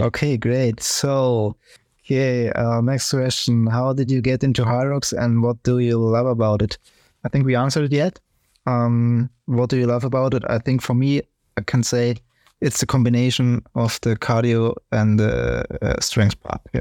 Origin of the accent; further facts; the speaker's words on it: Ingolstadt, Bavaria, Germany; English is a second language; I'm also from Ingolstadt